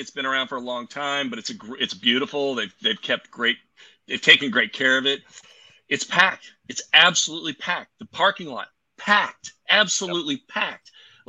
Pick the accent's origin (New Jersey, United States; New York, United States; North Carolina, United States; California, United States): California, United States; Southern; moved away; I was born in Southern California.